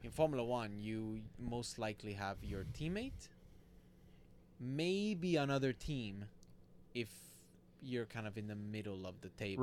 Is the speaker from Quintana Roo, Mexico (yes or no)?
no; Monterrey, Nuevo León, Mexico; moved away; So I li, so I born and raised in Monterrey, Mexico